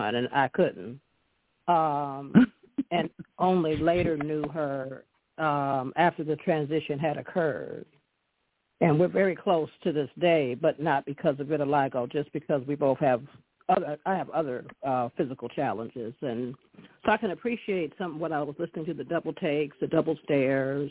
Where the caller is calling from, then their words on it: Detroit, Michigan, United States; I'm calling from the Detroit area.